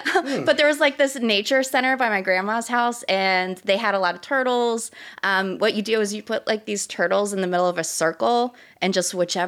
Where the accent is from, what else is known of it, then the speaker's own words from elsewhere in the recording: Solomons, Maryland, United States; now in Baltimore, United States; I am from Southern Maryland. I was born in Baltimore. My mom's from here. My grandma's from here. But I grew up in Southern Maryland. So Calvert County, Solomon's Island area, kind of like Adam, very watery.